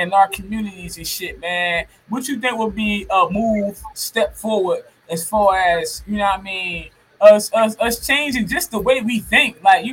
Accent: Camden, New Jersey, United States; where I'm from Camden, New Jersey, CMD

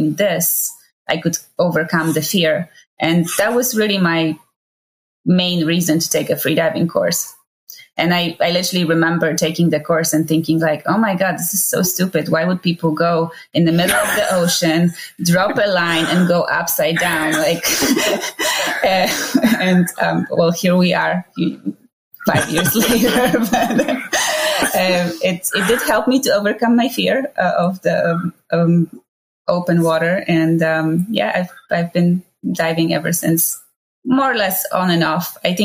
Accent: Poland; moved away as an adult; also born or lived in Honolulu; now in Maui, United States; I'm originally from Poland. I left Poland, however, when I was 19

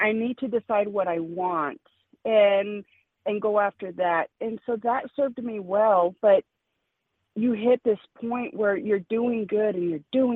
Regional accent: El Paso, Texas, United States; moved away; also born or lived in Kansas; I'm from El Paso, Texas, my family, you know, right across from Chihuahua, Mexico, or Juarez.

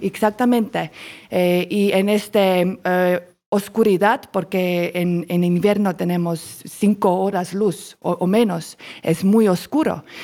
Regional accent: Estonia; Spanish is a second language; moved away as an adult; now in Colombia; soy de Estonia, un país en norte de Europa

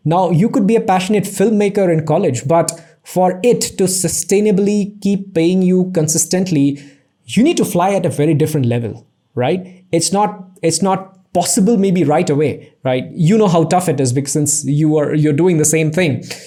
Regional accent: Assam, India; I was born and raised in Assam, you know, one small town out there

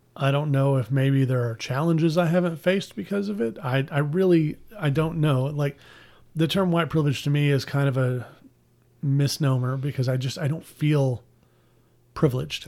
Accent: Pasadena, Texas, United States; I grew up in Pasadena, but I was zoned for Deer Park schools

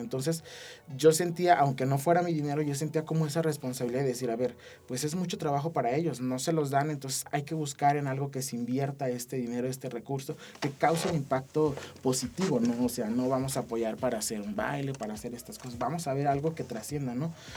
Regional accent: San José de Gracia, Aguascalientes, Mexico; me vine desde San José

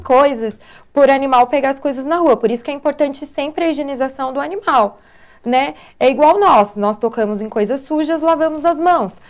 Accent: São José dos Campos, São Paulo, Brazil; eu sou de São José mesmo, nascida, criada, vivida, tudo aqui em São ah. José. Sou joseense.

